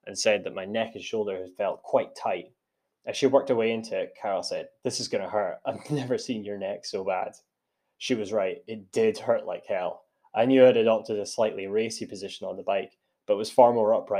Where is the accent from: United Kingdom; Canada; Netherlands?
United Kingdom; Tillicoultry, Scotland; moved away as an adult; also born or lived in Stirling; now in Lake District, United Kingdom; I grew up in Tillicoultry and went to university in Stirling